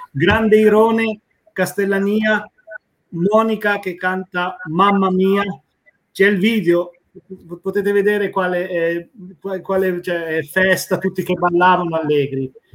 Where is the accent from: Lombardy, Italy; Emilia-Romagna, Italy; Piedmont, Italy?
Piedmont, Italy; Tortona; moved away as an adult; now in Trelleborg, Sweden; io sono nato e cresciuto a Tortona